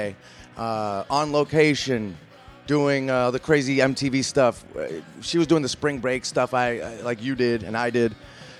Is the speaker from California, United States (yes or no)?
yes; San Francisco, California, United States; I grew up in the Bay Area, San Francisco. It's this little city north of LA.